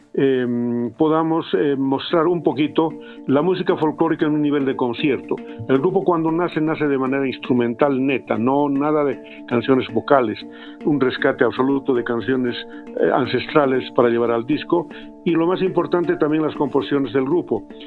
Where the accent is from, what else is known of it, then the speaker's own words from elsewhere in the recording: Potosí, Bolivia; Habiendo nacido ahí